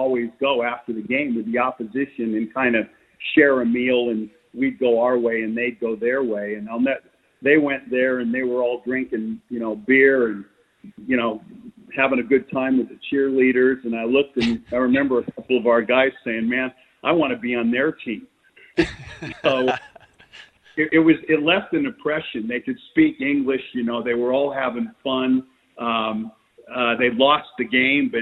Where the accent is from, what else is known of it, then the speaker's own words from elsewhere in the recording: Los Angeles, California, United States; accent: Southern Californian; moved away as an adult; now in Australia; I'm from Hollywood. And born in Hollywood, you know, California. And you had the accent